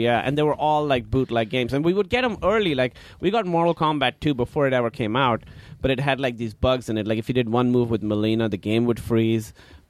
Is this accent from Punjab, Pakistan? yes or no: no; Karachi, Sindh, Pakistan; English is a second language; now in United States; Pakistan, Karachi.